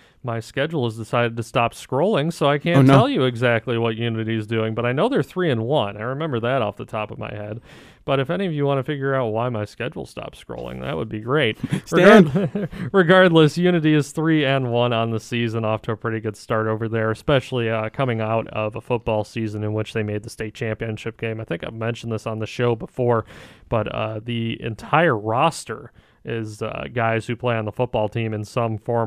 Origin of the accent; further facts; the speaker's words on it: Crown Point, Indiana, United States; moved away; I grew up in Crown Point, which is about 40 minutes from Gary